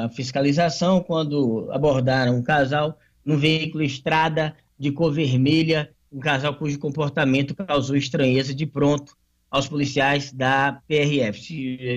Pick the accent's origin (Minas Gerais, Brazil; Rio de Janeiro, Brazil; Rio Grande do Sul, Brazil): Rio de Janeiro, Brazil; Campos; Quando eu era guri, eu morava em Campos, no Rio de Janeiro, eu fui à Bienal do Livro e encontrei o Ziraldo lá.